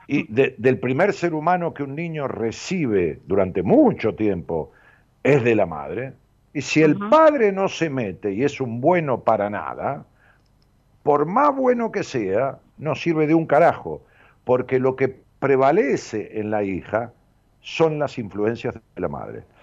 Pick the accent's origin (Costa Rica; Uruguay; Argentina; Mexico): Argentina; Ramos Mejía, Buenos Aires Province; Mejía, que es el lugar donde yo nací, es un pueblo